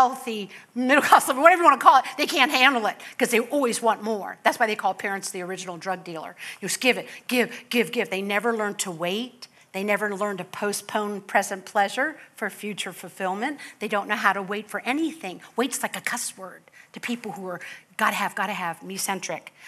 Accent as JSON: {"language": "English", "area": "Palm Beach County", "region": "Florida", "country": "United States", "said": "I come from Palm Beach County"}